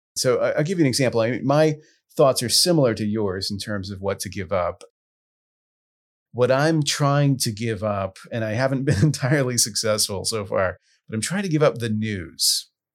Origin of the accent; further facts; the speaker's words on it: Southwest Louisiana, United States; I grew up in Southwest Louisiana